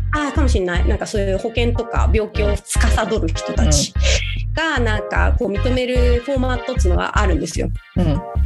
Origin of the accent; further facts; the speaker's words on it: Saitama, Japan; moved away as an adult; 埼玉に帰る